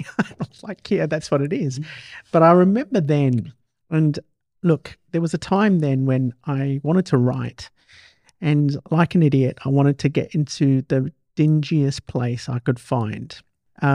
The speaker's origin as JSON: {"language": "English", "town": "Perth", "region": "Western Australia", "country": "Australia", "moved": "yes", "said": "I came from Perth back in '90s, in late 80s."}